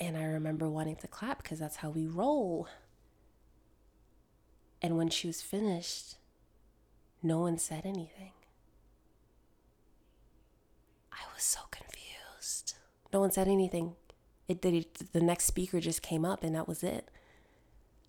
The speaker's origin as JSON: {"language": "English", "region": "Connecticut", "country": "United States", "tie": "born or raised there", "also_born_or_lived": "Jamaica (ancestry)", "moved": "yes", "lives_now": "Georgia, United States", "said": "The church I grew up in was in Connecticut"}